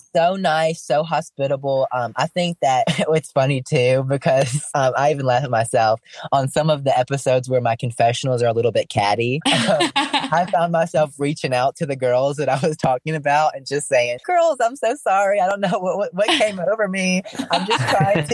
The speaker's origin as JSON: {"language": "English", "region": "Alabama", "country": "United States", "said": "I'm from Alabama"}